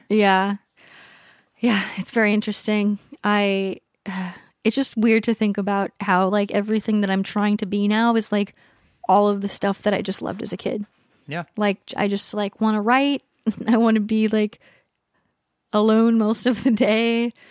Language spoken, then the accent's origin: English; San Diego, California, United States; also born or lived in Hawaii; I was born in Hawaii and then San Diego.